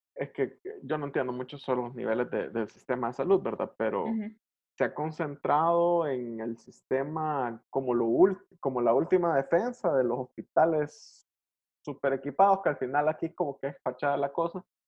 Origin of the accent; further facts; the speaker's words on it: El Salvador; en un país como el nuestro